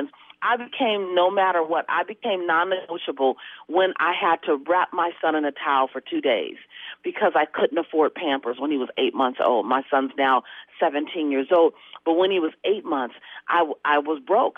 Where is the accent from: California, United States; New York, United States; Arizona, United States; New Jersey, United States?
California, United States; Los Angeles; I come from South Central LA. My family was broke all my life